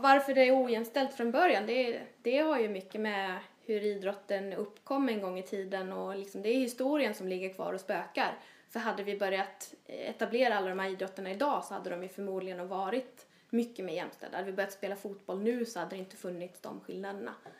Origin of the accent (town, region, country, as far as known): Småland, Jönköping County, Sweden; born or raised there; moved away